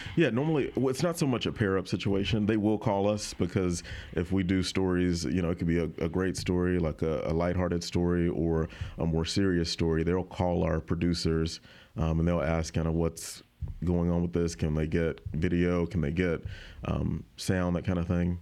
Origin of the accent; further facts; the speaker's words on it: Autauga County, Alabama, United States; moved away as an adult; now in Baton Rouge, United States; I grew up in Otago County.